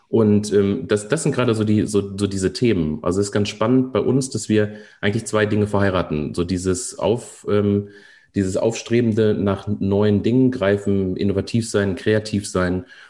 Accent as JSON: {"language": "German", "area": "near Koblenz", "region": "Rhineland-Palatinate", "country": "Germany", "said": "Ich komme aus der Nähe von Koblenz, vom, am Rhein"}